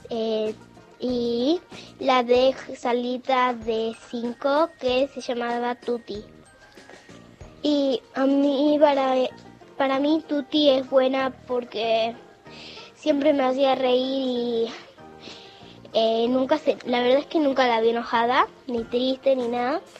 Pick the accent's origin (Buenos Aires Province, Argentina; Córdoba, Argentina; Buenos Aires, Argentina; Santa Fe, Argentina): Santa Fe, Argentina; Casilda; soy de Casilda